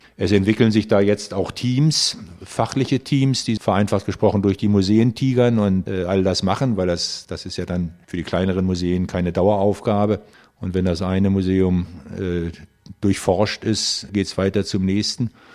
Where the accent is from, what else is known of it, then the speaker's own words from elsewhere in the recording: Germany; wir sind jetzt hier als Deutsche